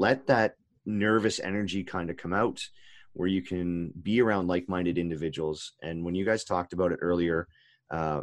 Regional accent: Canada; I grew up in Canada

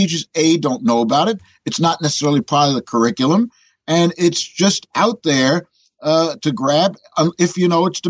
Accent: New York City, New York, United States; But I'm a born New Yorker. As a matter of fact, born in Manhattan.

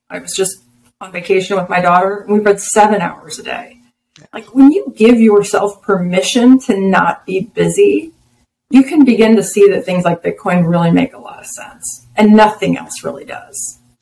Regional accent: Texas, United States; I'm a Texan, I'm an American.

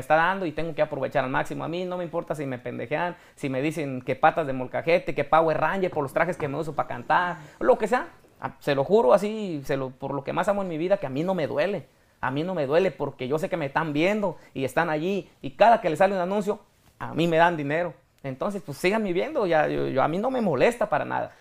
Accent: Apatzingán, Michoacán, Mexico; moved away; also born or lived in Texas; yo soy de Apatzingán de un ranchillo

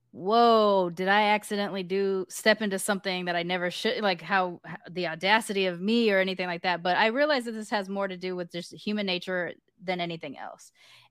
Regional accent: United Kingdom; I view it like almost like the first time it happened to me, because I am British, I had this image of like knighting a person, like I dub you a mix

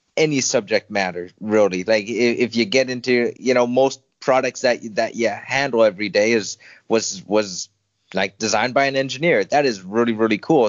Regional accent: Winnipeg, Manitoba, Canada; moved away as an adult; now in Dublin, Ireland; we found a really good home in the Winnipeg Academy of Mixed Martial Arts in my hometown of Winnipeg

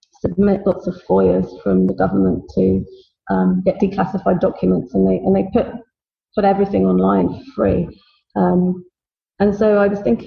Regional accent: London, United Kingdom; I was born in London

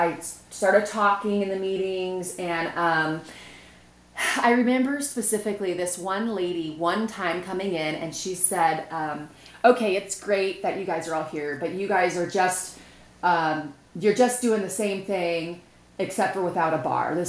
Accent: Vacaville, California, United States; also born or lived in Sacramento; I grew up in Vacaville. Well, for the most part.

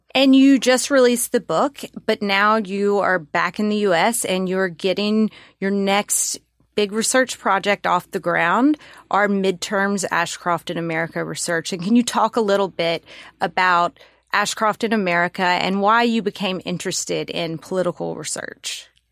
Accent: Mississippi, United States; my lovely home state

